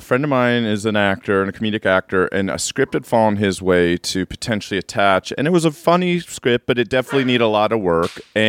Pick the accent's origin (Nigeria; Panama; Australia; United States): United States; Midwest; I am from the Midwest.